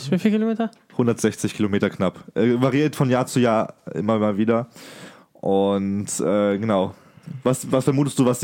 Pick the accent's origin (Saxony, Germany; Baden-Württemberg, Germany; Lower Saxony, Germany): Baden-Württemberg, Germany; Ich komme aus Baden, nicht aus dem Schwabenland.